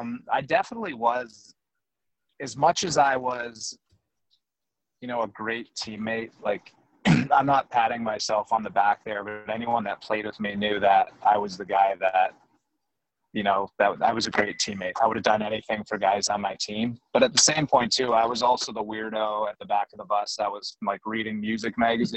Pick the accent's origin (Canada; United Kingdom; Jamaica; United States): Canada; I grew up in Canada and there was some ice around me and my family played hockey